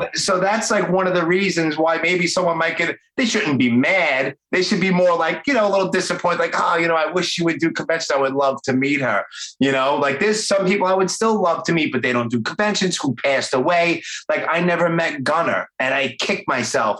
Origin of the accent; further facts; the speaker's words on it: New York City, New York, United States; accent: Brooklyn; born and raised here in Brooklyn, just like me.